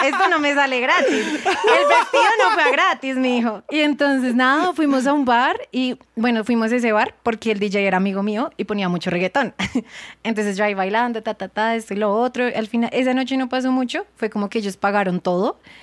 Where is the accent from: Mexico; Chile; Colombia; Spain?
Colombia; moved away as an adult; now in Thailand; soy de Colombia